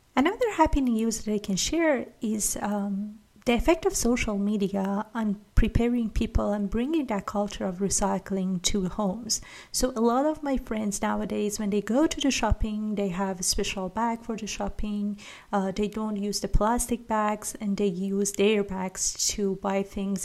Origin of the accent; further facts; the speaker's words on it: Iran; I'm from Iran